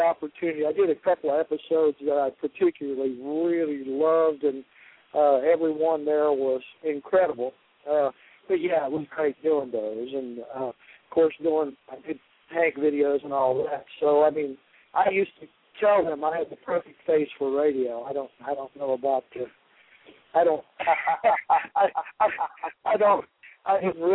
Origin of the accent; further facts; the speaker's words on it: Cincinnati, Ohio, United States; moved away as an adult; now in Nashville, United States; I came from Cincinnati and I was just a R&B player